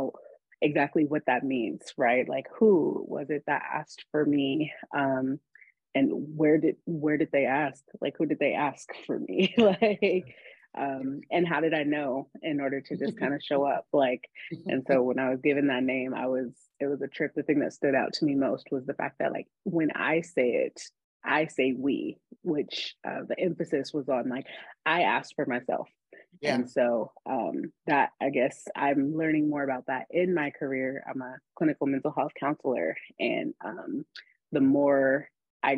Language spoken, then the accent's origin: English; Oakland, California, United States; moved away as an adult; now in Atlanta, United States; I am from East Oakland, California. Shout out to the Bay, but I really grew up all over the Bay Area